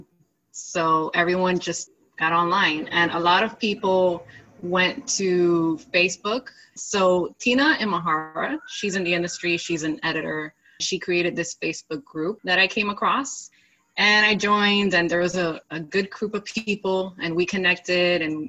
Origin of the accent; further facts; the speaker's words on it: Miami, Florida, United States; I'm from Miami, Florida